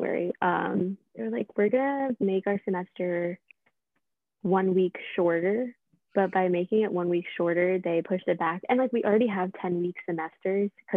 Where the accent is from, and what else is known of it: Pennsylvania, United States